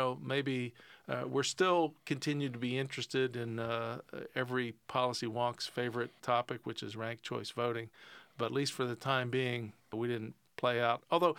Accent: Pennsylvania, United States; I grew up on George Romero in western Pennsylvania, and that is still, you know, the defining zombie movie.

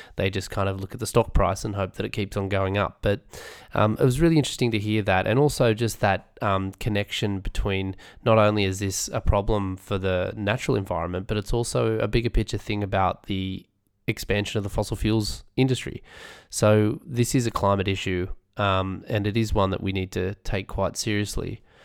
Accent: Australia; Being an Aussie

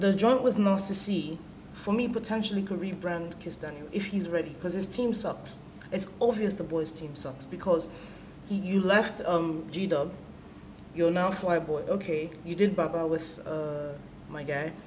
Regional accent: Nigeria; as a Nigerian

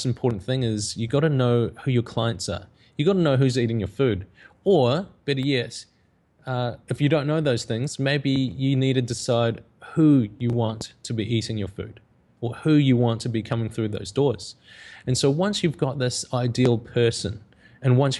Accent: New Zealand; growing up in New Zealand, I came from a visual effects background

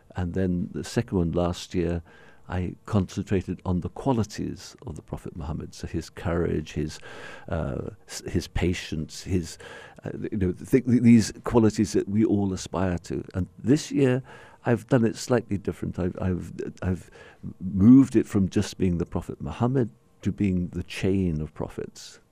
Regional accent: Bahrain; the only significant place for people like myself growing up in Bahrain was Sharjah

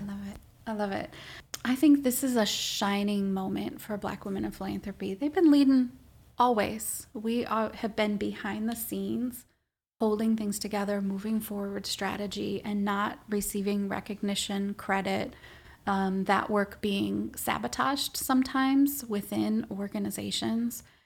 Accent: Minnesota, United States; also born or lived in Washington, D.C.; I'm Minnesotan, born and bred

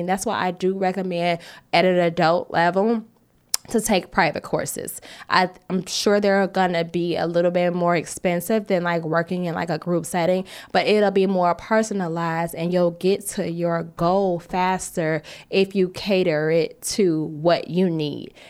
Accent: United States; us as American designers

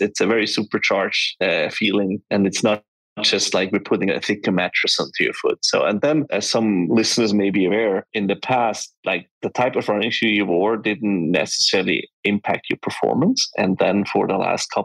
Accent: Switzerland; we are from Switzerland. I grew up and I still live in the mountains.

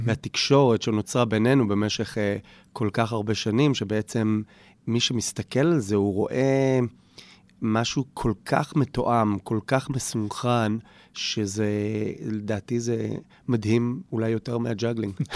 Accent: Jerusalem, Jerusalem District, Israel; נולדתי בשכונת אה, הר נוף בירושלים, גדלתי שם.

